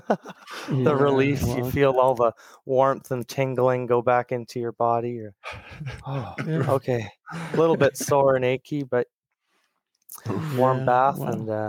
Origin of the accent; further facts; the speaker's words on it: British Columbia, Canada; also born or lived in Ontario, Canada; We're originally from Ontario, Canada, and we moved to British Columbia when I was around 7 years old.